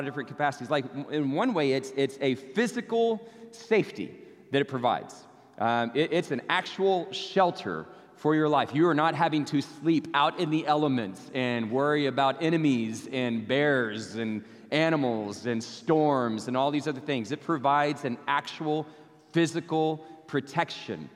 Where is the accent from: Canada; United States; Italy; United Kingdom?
United States; Abilene, Texas; now in Arlington, United States; go see my family in Abilene, so I get to go back to my hometown